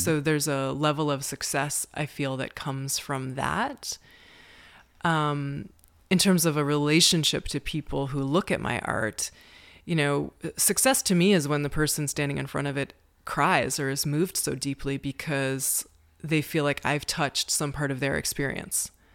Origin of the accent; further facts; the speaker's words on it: Amherstburg, Ontario, Canada; moved away as an adult; now in Prague, Czech Republic; I'm from Amherstburg, Ontario, which is in southwestern Ontario, Canada. The nearest big city is Detroit, Michigan. and I grew up on a small farm in Canada, about thirty minutes from Detroit